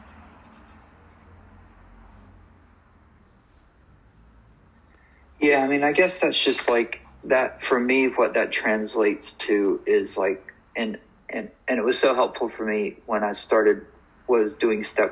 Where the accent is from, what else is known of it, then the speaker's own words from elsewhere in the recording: North Georgia, United States; moved away as an adult; also born or lived in New York; I left North Georgia and went to New York